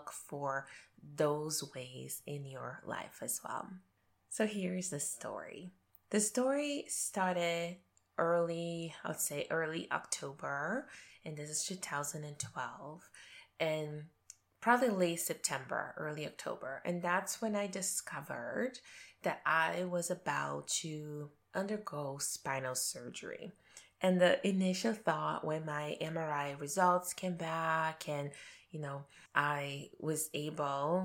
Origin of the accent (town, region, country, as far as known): Brazil; moved away as an adult; now in Canada